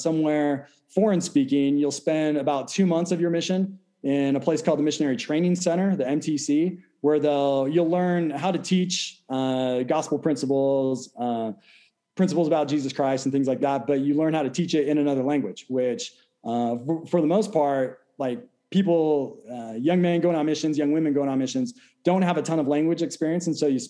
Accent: Sonora, California, United States; moved away as an adult; also born or lived in Utah; I'm originally from California. I grew up in a small town in Northern California called Sonora.

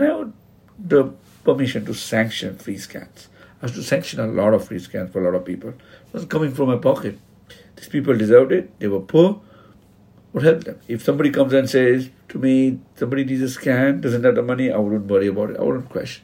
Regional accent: Mumbai, Maharashtra, India; I come from Mumbai, Muslim. I'm a Konkani Muslim. I grew up in a place of Bendi Bazaar and Dongri.

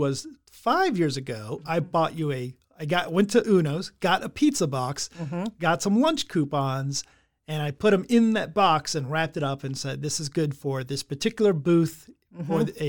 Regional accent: England, United Kingdom; I'm English.

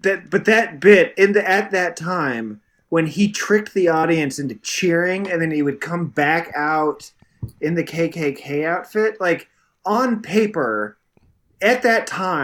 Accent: New York, United States; I'm a New Yorker.

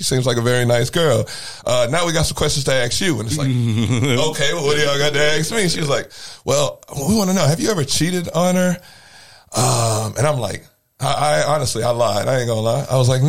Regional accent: Granite City, Illinois, United States; I'm from Granite City, Illinois originally

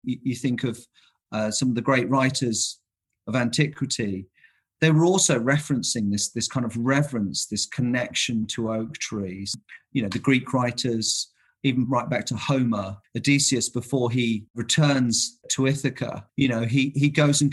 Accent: London, United Kingdom; moved away as an adult; now in Essex, United Kingdom; I'm from London. Yeah. So I'm not a proper country boy. I've lived out in rural Essex for the last 20 odd years.

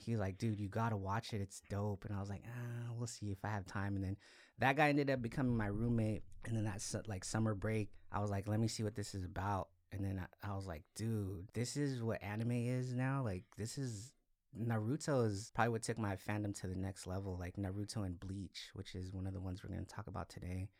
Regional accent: Salinas, California, United States; moved away as an adult; also born or lived in Los Angeles, California; I'm originally from Salinas, went to high school here, like went to school here

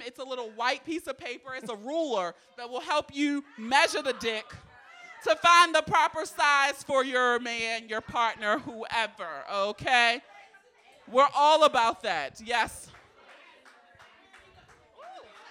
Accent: Baltimore, Maryland, United States; I grew up in West Baltimore.

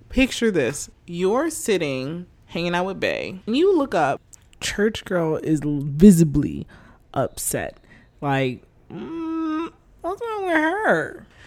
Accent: United States; I'm American

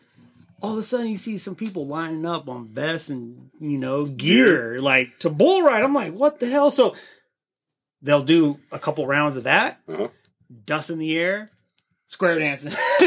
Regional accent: Fort Sill, Oklahoma, United States; I'm from Fort Sill, Oklahoma.

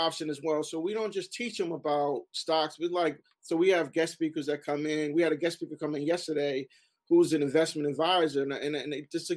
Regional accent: Newark, New Jersey, United States; Growing up in Newark

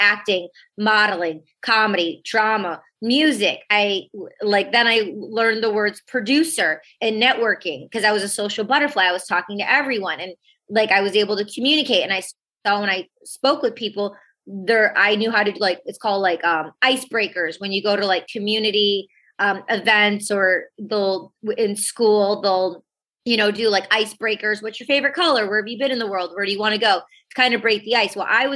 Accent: outside of Detroit, Michigan, United States; moved away; also born or lived in California / New York City; I was raised in Michigan, outside of Detroit.

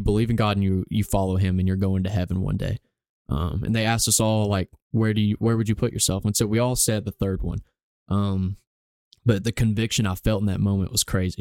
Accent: Gadsden, Alabama, United States; I've grown up here in Gadsden, Alabama my whole life

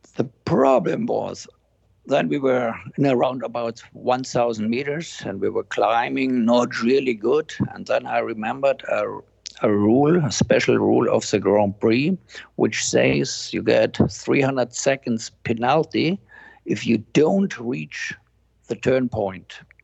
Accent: near Murnau, Bavaria, Germany; I'm now in Murnau in Germany, which is close to my hometown.

